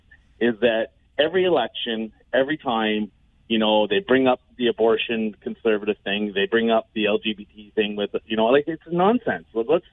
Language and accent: English; Toronto, Ontario, Canada; I'm from Toronto myself